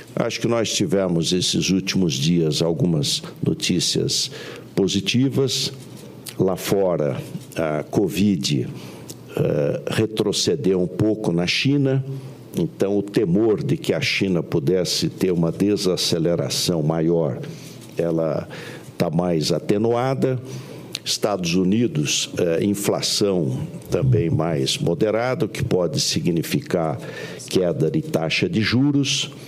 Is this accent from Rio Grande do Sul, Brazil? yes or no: no; Pindamonhangaba, São Paulo, Brazil; Eu fui prefeito na minha cidade natal, em Pindamonhangaba, na década de 70